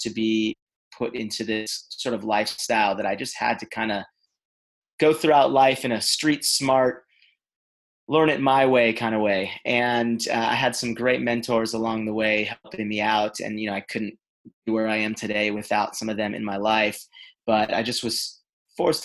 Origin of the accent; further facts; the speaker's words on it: Los Angeles, California, United States; also born or lived in Israel; I grew up in Los Angeles, California, and lived a very Los Angeles lifestyle